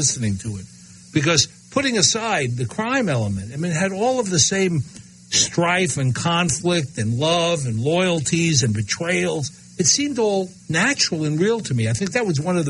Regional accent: New York City, New York, United States; That was my old neighborhood as a kid growing up

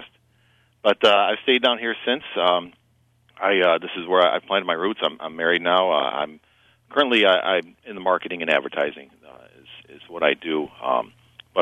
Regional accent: Syracuse, New York, United States; now in Binghamton, United States; I was born and raised in Syracuse, New York.

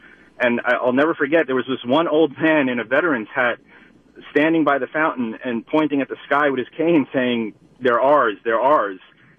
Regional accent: New York, United States; moved away as an adult; now in Hartland, Wisconsin, United States; I'm a recent transplant to Wisconsin. I was born and raised in New York.

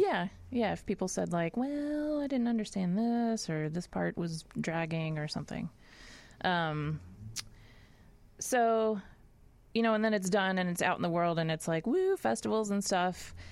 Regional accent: Nashville, Tennessee, United States; moved away as an adult; also born or lived in Boston, Massachusetts; I grew up in Nashville, Tennessee

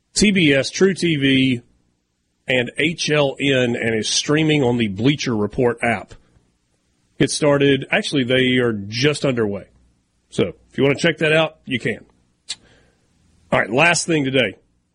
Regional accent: Oxford, Mississippi, United States; born or raised there

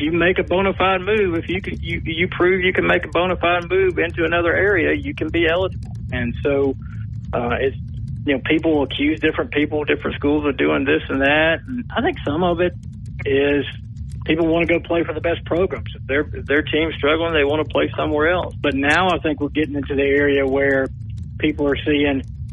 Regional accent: Clarkston, Georgia, United States; moved away; I grew up in Clarkston and outside of Georgia

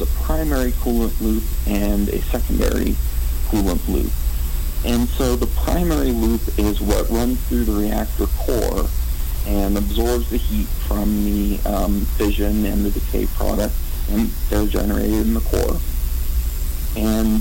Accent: Albuquerque, New Mexico, United States; moved away as an adult; also born or lived in Seattle / Florida; now in Wyoming, United States; I grew up in Albuquerque, New Mexico

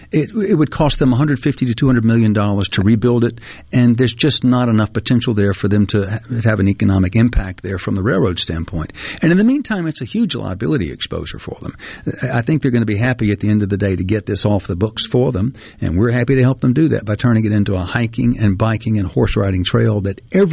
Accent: Greenwood, Mississippi, United States; I grew up in Greenwood with the CNG rail trail right behind my house

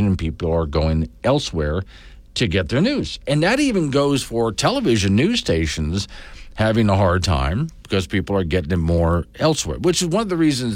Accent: Florida, United States; I grew up in Florida.

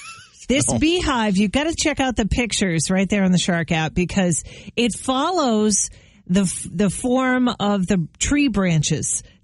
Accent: Hollis, New Hampshire, United States; I had a beehive in the backyard when I was growing up in Hollis.

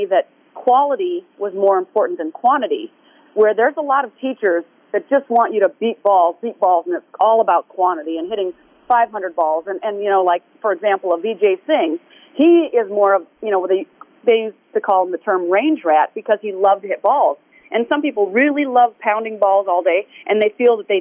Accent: Tucson, Arizona, United States; also born or lived in Minnesota / Honolulu, Hawaii; we're moving to Arizona. And here we came to Tucson

